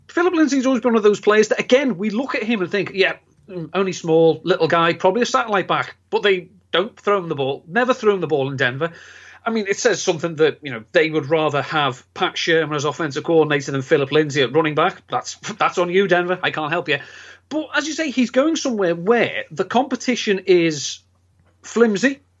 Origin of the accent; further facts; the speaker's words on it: England, United Kingdom; being English